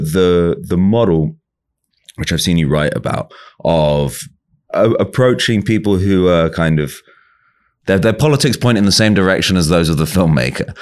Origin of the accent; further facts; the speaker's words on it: England, United Kingdom; I'm from England